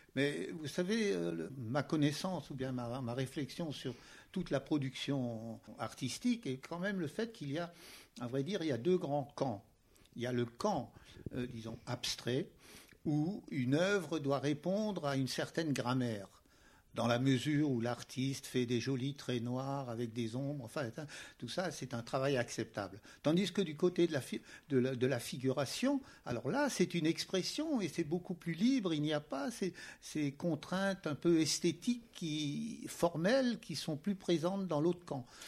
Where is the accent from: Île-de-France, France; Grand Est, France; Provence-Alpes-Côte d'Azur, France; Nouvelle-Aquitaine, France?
Grand Est, France; Strasbourg; Je suis strasbourgeois et à Strasbourg, il y avait bien entendu des musées